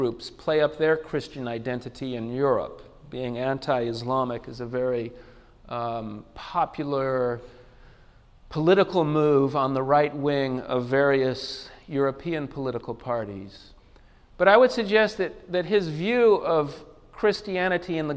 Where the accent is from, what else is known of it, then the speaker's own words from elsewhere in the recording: England, United Kingdom; now in United States; I'm from England, I was born in England